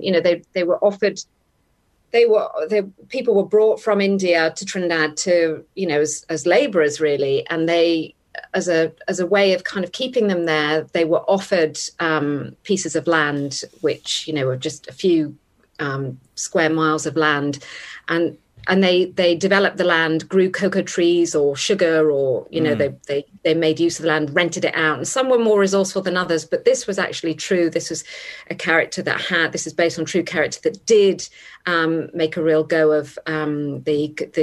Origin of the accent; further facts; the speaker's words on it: Sligo, Connacht, Ireland; I was born in Sligo.